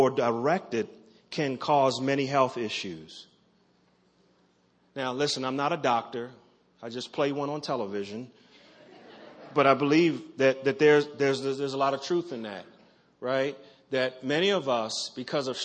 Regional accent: Baltimore, Maryland, United States; I'm from Maryland, from Baltimore

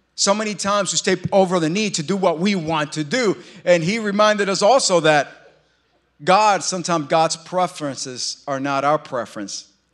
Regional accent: New York, United States; moved away; We're from New York

